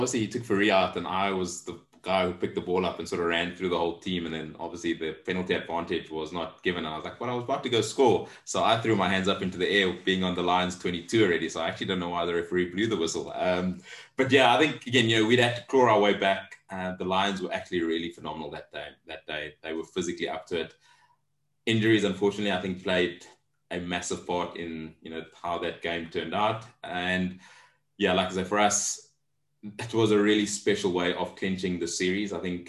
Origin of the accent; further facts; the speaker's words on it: South Africa; grounds that I'd become synonymous with because of being South African